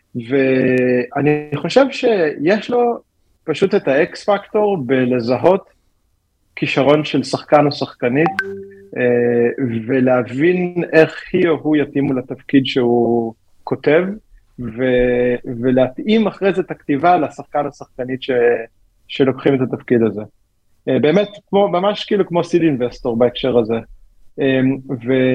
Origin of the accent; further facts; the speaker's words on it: Givat Shmuel, Tel Aviv District, Israel; also born or lived in United States; now in Tel Aviv, Israel; גדלתי ברמת אילן, לא ברמת אביב, עכשיו אני גר ברמת אביב.